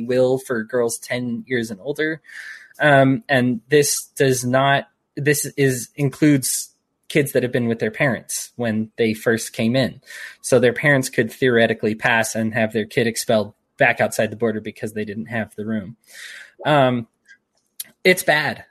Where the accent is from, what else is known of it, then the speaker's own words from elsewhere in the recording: United States; I'm an American.